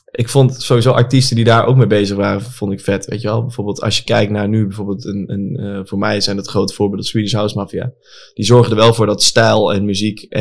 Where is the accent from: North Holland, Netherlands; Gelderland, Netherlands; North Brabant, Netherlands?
Gelderland, Netherlands; Apeldoorn; ik kom uit Apeldoorn, daar heb je Shoepimp, weet je daar?